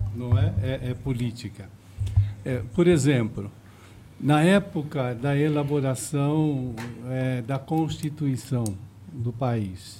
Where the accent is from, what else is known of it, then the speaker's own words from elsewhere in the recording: Osasco, São Paulo, Brazil; eu nasci em Presidente Altino